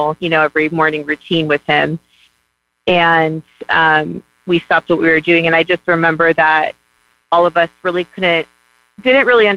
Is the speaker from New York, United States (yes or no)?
no; Hawaii, United States; now in Oregon, United States; I live in Oregon, but I'm actually from Hawaii.